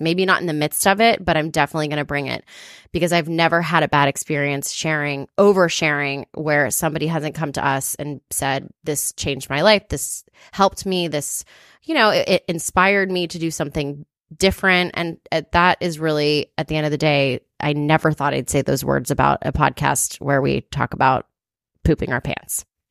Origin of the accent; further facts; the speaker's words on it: Atlanta, Georgia, United States; now in Los Angeles, United States; I'm from Atlanta